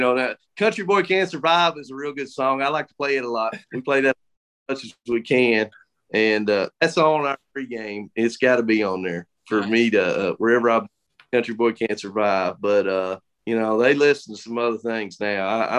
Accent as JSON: {"language": "English", "region": "Kentucky", "country": "United States", "tie": "born or raised there", "lives_now": "Danville, United States", "said": "I grew up in Breathitt County where I am, but I think you call homes where your family is."}